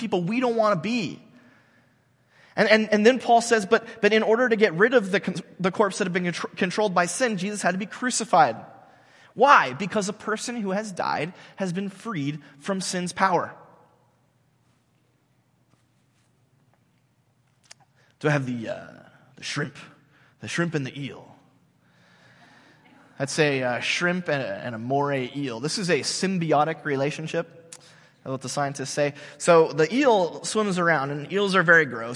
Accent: United States; I'm an American, because I'm part of this country

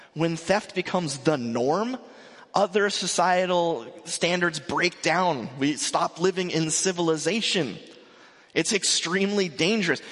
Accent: Mission Viejo, California, United States; also born or lived in North Carolina; I grew up in Mission Viejo. I grew up uh, right around here.

